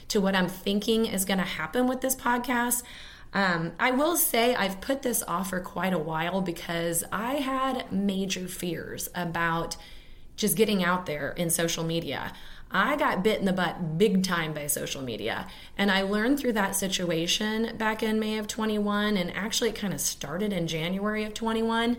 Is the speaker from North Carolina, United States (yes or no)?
no; Kansas City, Missouri, United States; growing up in Kansas City. I went to Casey Moe Public Schools